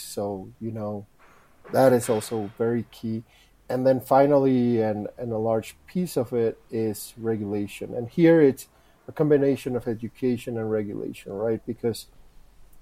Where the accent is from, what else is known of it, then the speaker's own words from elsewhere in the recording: Guatemala; moved away; also born or lived in Rotterdam; I'm from Guatemala